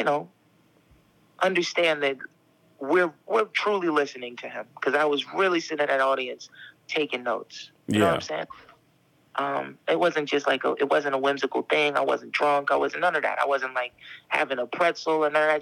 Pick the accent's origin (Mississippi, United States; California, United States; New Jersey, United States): New Jersey, United States; Camden; also born or lived in Philadelphia; I'm from Philly, so, like, well, technically I'm from South Jersey. I'm from Camden, but being from Camden means you're also from Philly